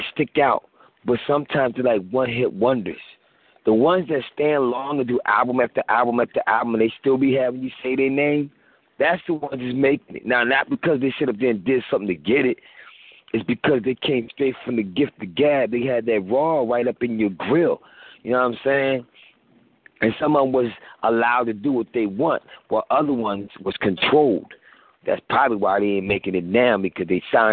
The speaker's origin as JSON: {"language": "English", "region": "East Coast", "country": "United States", "said": "I'm from East Coast"}